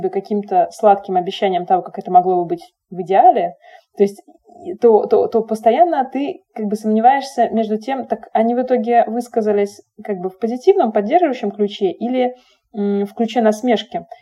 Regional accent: Saint Petersburg, Russia; мы росли, значит, в Питере, там, родились в Советском Союзе

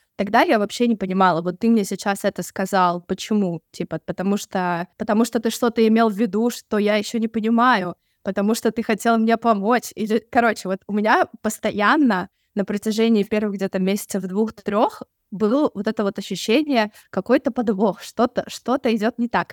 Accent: Sochi, Krasnodar Krai, Russia; moved away as an adult; now in Budapest, Hungary; я сама из Сочи

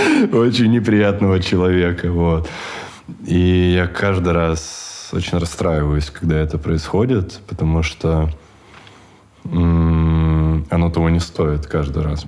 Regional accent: Chita, Zabaykalsky Krai, Russia; moved away as an adult; я вырос в Чите до 25, 25 почти лет я жил в Чите

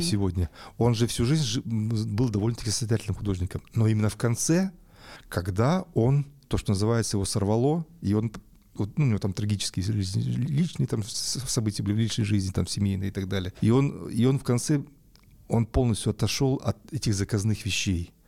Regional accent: Yekaterinburg, Sverdlovsk Oblast, Russia; moved away as an adult; also born or lived in Saint Petersburg; я сам уралец по, по всем корням

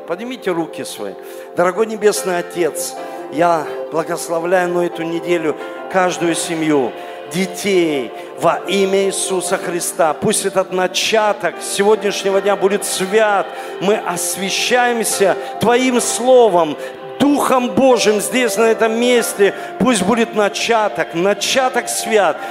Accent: Saint Petersburg, Russia; я родился здесь, в Ленинграде, в Санкт-Петербурге

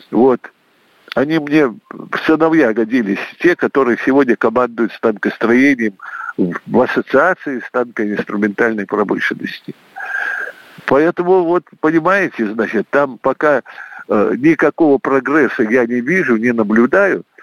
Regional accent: Saint Petersburg, Russia; Поблагодарил Владимира Владимировича, поскольку он питерский, и я питерский.

